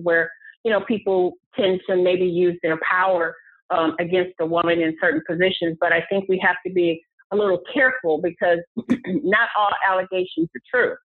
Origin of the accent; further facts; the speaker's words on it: Cleveland, Ohio, United States; moved away as an adult; also born or lived in Atlanta, Georgia; I am from Cleveland, Ohio